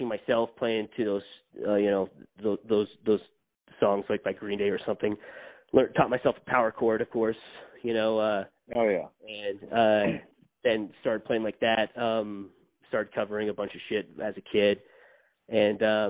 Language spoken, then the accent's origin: English; American Fork, Utah, United States; also born or lived in Salt Lake City, Utah; I was born in Salt Lake City, Utah, but parents moved to American Fork when I was like two. lived there till like I was about 10